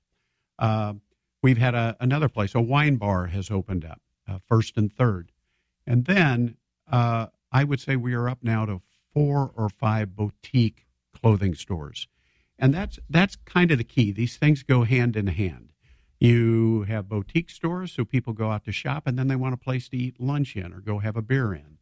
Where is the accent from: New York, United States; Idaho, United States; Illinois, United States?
Illinois, United States; Petersburg; I grew up in Petersburg, and when I grew up in the 1950s